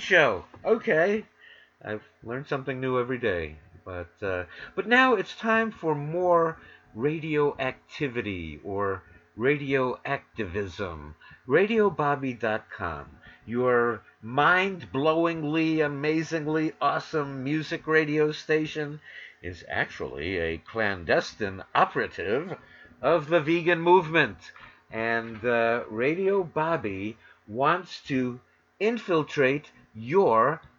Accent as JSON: {"language": "English", "town": "New York City", "region": "New York", "country": "United States", "tie": "born or raised there", "also_born_or_lived": "Los Angeles", "moved": "as an adult", "lives_now": "Northern California, United States", "said": "from WWRL in New York City, my hometown, to K-Talk in Los Angeles, my adopted town, although now I'm in Northern California."}